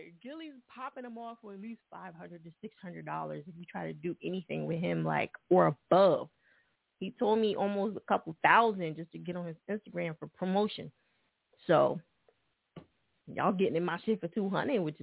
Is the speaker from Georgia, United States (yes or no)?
no; New Jersey, United States; Jersey right next to that, so, you know, that's where I'm from.